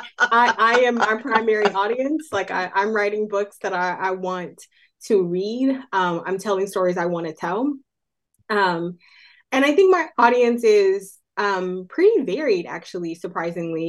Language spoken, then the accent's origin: English; Oakland, California, United States; out of their house in Oakland, California, which is my hometown